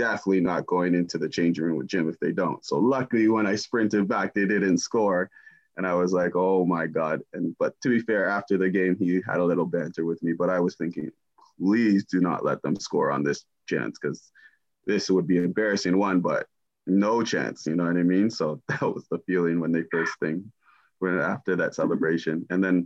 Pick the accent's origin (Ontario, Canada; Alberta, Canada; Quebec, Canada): Ontario, Canada; Toronto; born or raised there; moved away as an adult; also born or lived in Germany / Ipswich, England